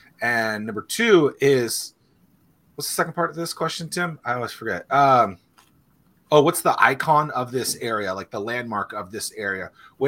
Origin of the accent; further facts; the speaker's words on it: Washington, District of Columbia, United States; I'm not Canadian. I'm from the great state of Washington, D.C.